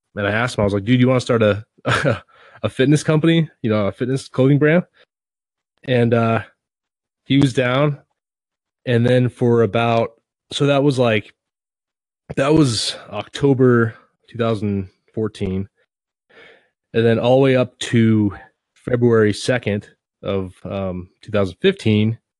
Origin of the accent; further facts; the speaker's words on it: near Seattle, Washington, United States; I grew up near Seattle